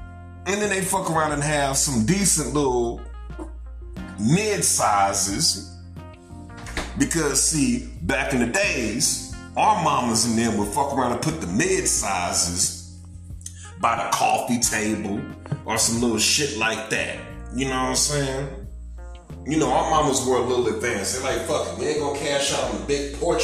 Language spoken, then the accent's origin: English; St. Louis, Missouri, United States; I'm from St. Louis, but my peoples is from Biloxi, Mississippi